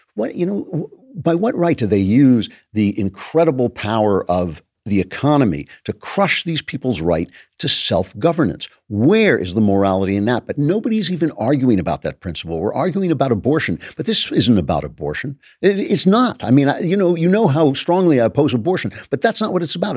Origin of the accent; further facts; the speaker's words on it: Los Angeles, California, United States; Hollywood, my hometown